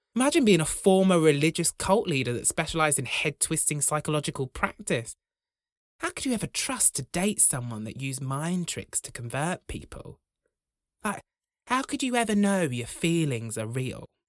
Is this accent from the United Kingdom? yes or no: yes; Broughton, England, United Kingdom; When I was growing up in Broughton